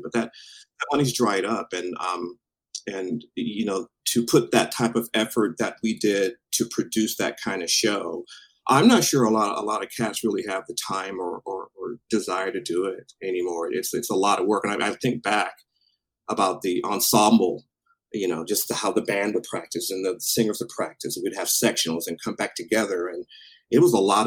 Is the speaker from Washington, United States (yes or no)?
yes; Tacoma, Washington, United States; moved away; also born or lived in Alaska; born and raised in Tacoma